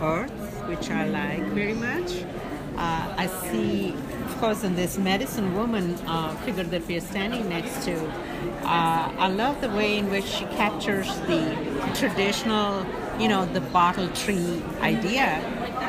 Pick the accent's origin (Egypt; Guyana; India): India; moved away as an adult; now in United States; Originally from India. I've lived in this country since 1980, so basically from here.